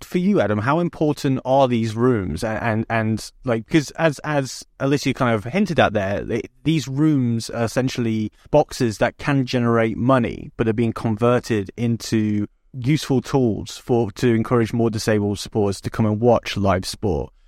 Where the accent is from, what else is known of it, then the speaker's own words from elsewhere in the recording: Nottingham, East Midlands, United Kingdom; I'm a Nottingham lad